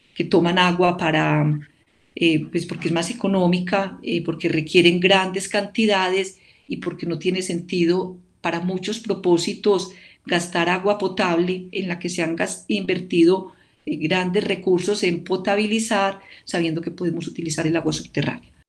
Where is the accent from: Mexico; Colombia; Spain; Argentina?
Colombia; El Carmen de Viboral, Antioquia; yo soy de un municipio del oriente antioqueño, yo soy del Carmen de Viboral, eh, y en la época en la que yo era pequeña y todavía vivíamos allá